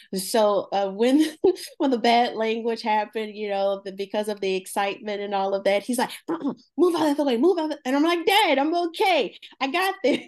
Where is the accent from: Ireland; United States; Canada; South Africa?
United States; Baldwin, Louisiana; also born or lived in Franklin, Louisiana; I am from a little town called, uh, Baldwin, Louisiana